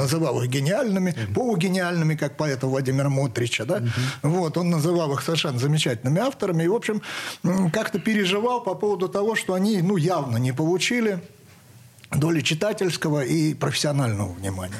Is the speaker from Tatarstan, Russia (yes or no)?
no; Saratov, Saratov Oblast, Russia; я из Саратова